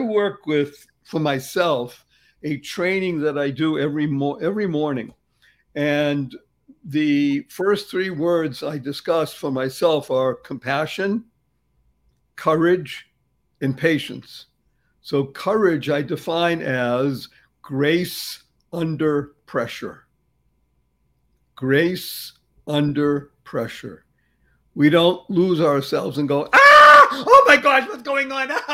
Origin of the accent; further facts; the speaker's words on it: Boston, Massachusetts, United States; I grew up in Boston